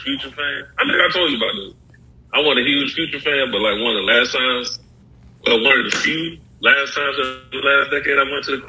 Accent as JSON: {"language": "English", "region": "Mississippi", "country": "United States", "tie": "born or raised there", "said": "I was born in Mississippi"}